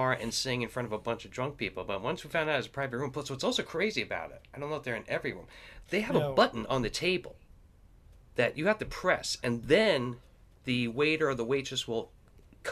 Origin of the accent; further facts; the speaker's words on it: New York, United States; I'm from New York